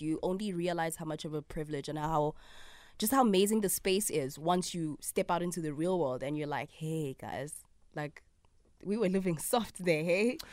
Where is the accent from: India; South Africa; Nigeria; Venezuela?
South Africa; Soweto, Gauteng; I grew up in Soweto, in Mfulo.